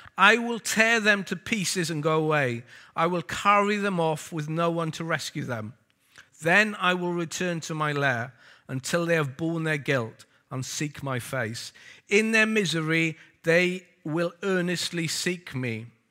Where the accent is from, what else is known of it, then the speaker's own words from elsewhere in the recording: Wales, United Kingdom; also born or lived in Lewisham; now in London, United Kingdom; I'm Welsh